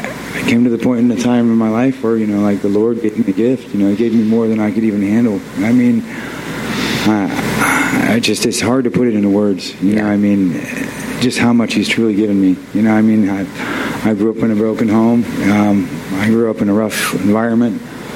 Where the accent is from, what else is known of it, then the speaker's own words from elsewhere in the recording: Barberton, Ohio, United States; I grew up here in Barberton. It's a rough town. It can be good and bad, a little bit of both.